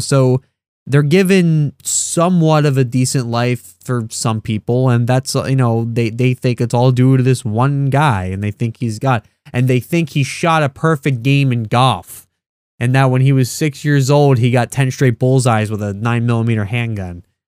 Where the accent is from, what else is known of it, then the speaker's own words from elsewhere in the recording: United States; I'm used to being an American, that's all I know. I've never even left the country